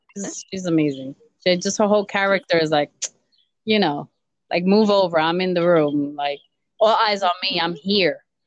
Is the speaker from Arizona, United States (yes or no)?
no; New York, United States; I'm a New Yorker, I was born and raised in New York